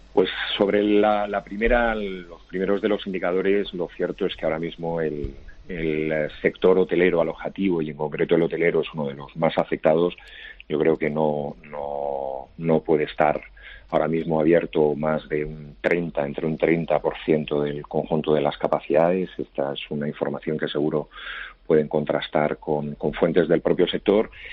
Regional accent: Spain; como español y además como funcionario

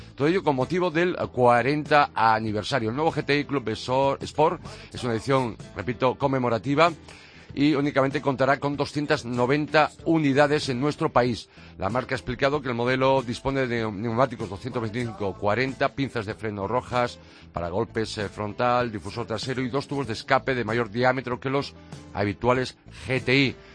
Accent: Pontevedra, Galicia, Spain; desde Puseiros a Bayona, en Pontevedra, donde es mi tierra natal

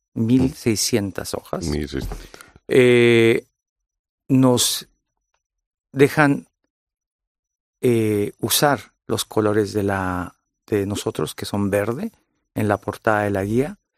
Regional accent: California, United States; yo soy De California. Soy de origen mexicano y origen vasco.

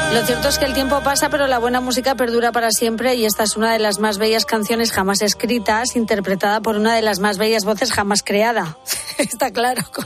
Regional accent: Toledo, Castilla-La Mancha, Spain; en Toledo, ya tirando para mi tierra

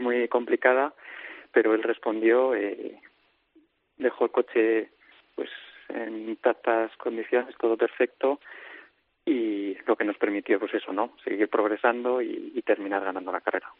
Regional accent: Spain; nosotros como españoles

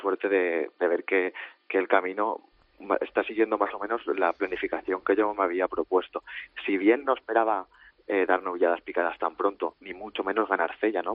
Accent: Valencia, Valencian Community, Spain; Yo soy de Valencia

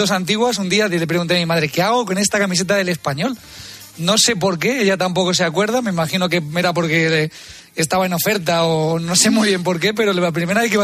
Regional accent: Madrid, Community of Madrid, Spain; also born or lived in Talavera de la Reina; no soy de allí, yo nací en Madrid, pero bueno, de adopción soy talaverano, sí.

